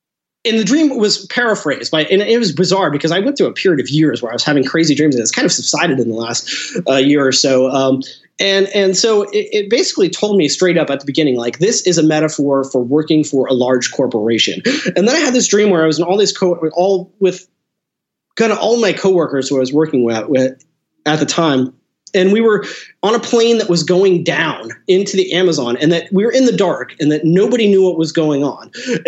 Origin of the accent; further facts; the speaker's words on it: Seattle, Washington, United States; I'm from Seattle, and you know, I'm pushing 40 now, but growing up in the 90s, you know, it was just all like the grunge stuff.